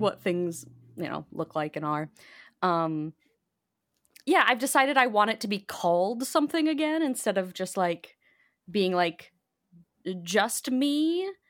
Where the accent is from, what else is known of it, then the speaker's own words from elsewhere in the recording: Bolingbrook, Illinois, United States; I grew up in Bolingbrook, which is a southwest suburb.